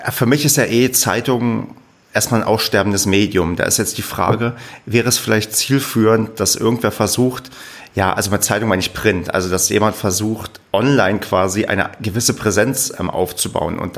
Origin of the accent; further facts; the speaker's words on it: Brandenburg, Germany; aber ich selbst bin ja ursprünglich aus Brandenburg